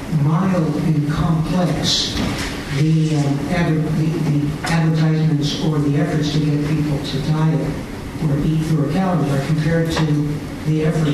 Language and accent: English; California, United States; I'm from California